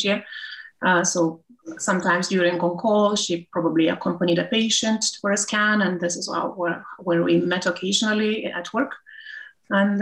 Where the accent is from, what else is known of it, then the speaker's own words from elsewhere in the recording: Lithuania; moved away as an adult; now in Liverpool, United Kingdom; I now work in the UK, in Liverpool. I'm originally from Lithuania.